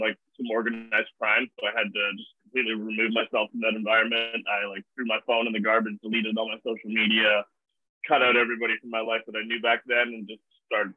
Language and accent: English; Vancouver, British Columbia, Canada; I was born in Vancouver